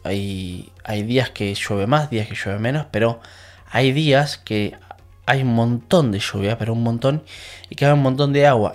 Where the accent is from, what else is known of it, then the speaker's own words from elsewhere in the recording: La Plata, Buenos Aires Province, Argentina; moved away as an adult; now in England, United Kingdom; en Argentina, yo soy de La Plata